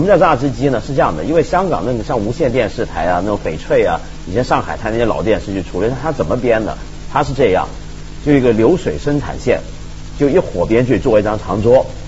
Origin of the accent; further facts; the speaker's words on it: Taiwan; 我小时候在台湾住嘛